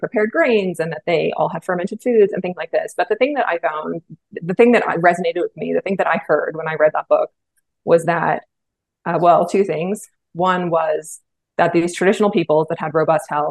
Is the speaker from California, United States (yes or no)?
yes; Bay Area, California, United States; I grew up in the Bay Area in California